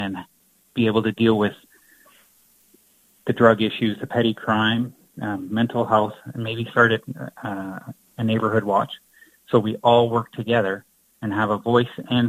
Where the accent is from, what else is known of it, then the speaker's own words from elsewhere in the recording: Lucan, Ontario, Canada; moved away as an adult; also born or lived in Sault Ste. Marie, Ontario; now in Moose Jaw, Canada; I was originally from Lucan, Ontario, so it's like close to London, Ontario